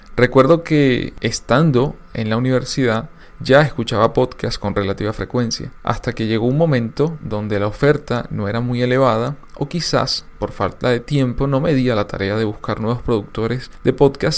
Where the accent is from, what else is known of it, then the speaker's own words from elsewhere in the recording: Venezuela; En mi país la radio tuvo un auge y desarrollo impresionante